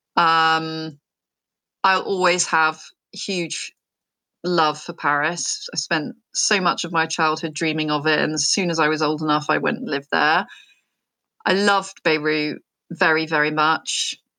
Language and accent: English; United Kingdom; also born or lived in France; I'm very British